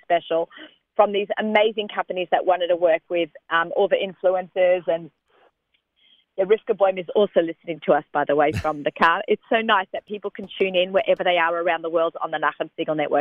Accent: Australia; moved away; growing up in Australia

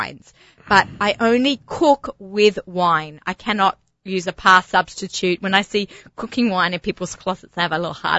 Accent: Australia; I'm an Aussie

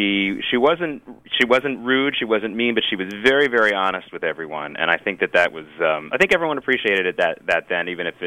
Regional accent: Norfolk, Virginia, United States; also born or lived in Oklahoma City; I was born in Oklahoma City. We lived in, and then a good part of the my childhood, we lived in Norfolk, Virginia

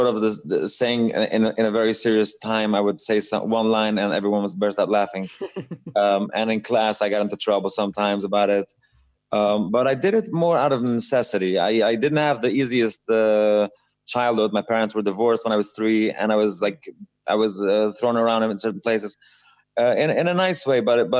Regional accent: New York City, New York, United States; also born or lived in Montreal, Canada / London, United Kingdom / Israel; So I grew up in Satmar. I was born sort of in Williamsburg, but then I was in Montreal for a while, and then I went back to Williamsburg, and then I learned in London and in Israel, and I went back in New York.

